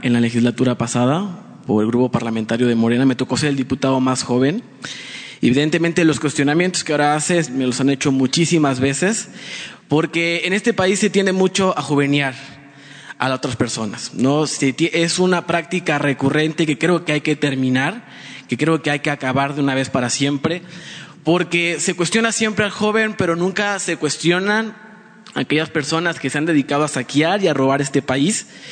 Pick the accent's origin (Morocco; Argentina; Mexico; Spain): Mexico; San Cristóbal de las Casas, Chiapas; yo soy chiapaneco, soy de San Cristóbal de las Casas